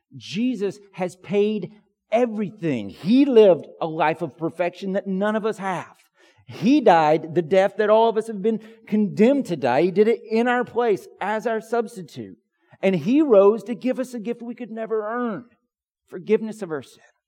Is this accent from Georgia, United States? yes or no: yes; Pine Log, Georgia, United States; When I was a kid growing up in Pine Log, Georgia